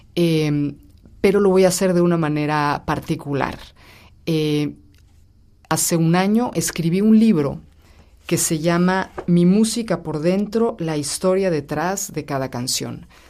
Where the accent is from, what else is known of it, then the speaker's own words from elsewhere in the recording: Mexico; now in Rome, Italy; me fui a México, soy mexicana